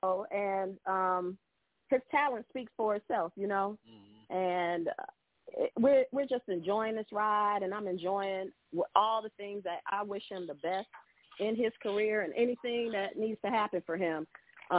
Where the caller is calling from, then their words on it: Atlanta, Georgia, United States; I'm calling from Atlanta